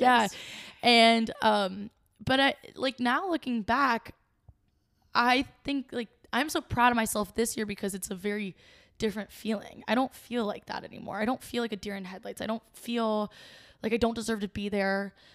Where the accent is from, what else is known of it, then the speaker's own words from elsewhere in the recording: Cincinnati, Ohio, United States; I'm from Cincinnati. I grew up skating at Gogh, and I learned to skate here.